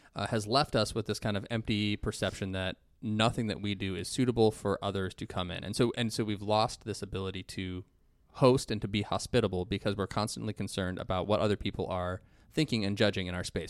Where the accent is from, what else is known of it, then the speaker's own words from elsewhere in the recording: Ohio, United States; I'm from Ohio